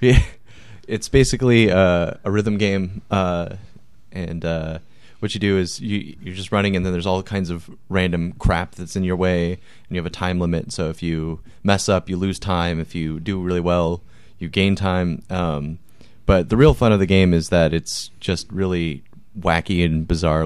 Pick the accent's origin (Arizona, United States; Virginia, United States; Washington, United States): Washington, United States; Marysville; I grew up in Marysville, which is, like, North Washington